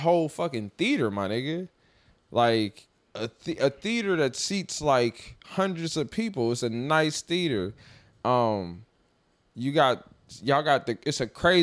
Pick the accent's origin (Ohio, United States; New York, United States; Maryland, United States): Ohio, United States; Dayton; now in New Orleans, United States; I'm from Dayton, Ohio